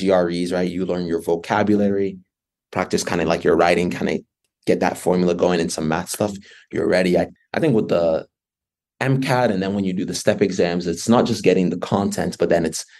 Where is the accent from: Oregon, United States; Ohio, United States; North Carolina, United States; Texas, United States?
North Carolina, United States; moved away as an adult; I grew up in North Carolina.